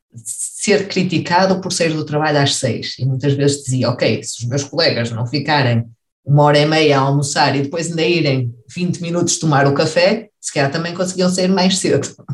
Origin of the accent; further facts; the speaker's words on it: Vila Nova de Gaia, Norte, Portugal; moved away as an adult; also born or lived in Lisbon, Portugal; now in Heidelberg, Germany; cresci na cidade de Vila Nova de Gaia